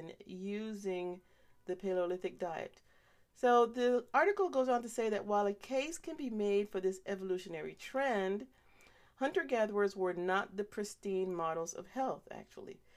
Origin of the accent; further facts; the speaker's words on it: Panama; when I was growing up in Panama.